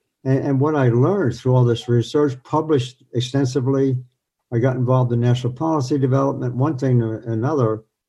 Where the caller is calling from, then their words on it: New York, United States; In New York State.